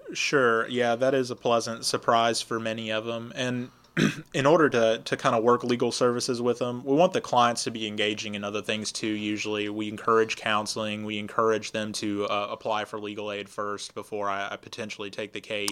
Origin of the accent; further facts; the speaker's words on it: Lufkin, Texas, United States; also born or lived in Austin, Texas / Michigan; I grew up in Lufkin, graduated from Lufkin High School, and uh, I've lived here about two thirds of my life